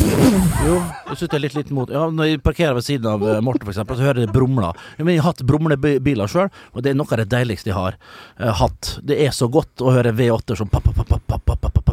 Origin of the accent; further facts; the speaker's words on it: Nordvestlandet, Møre og Romsdal, Norway; moved away; Oppe der jeg kommer fra, ja, Nordvestlandet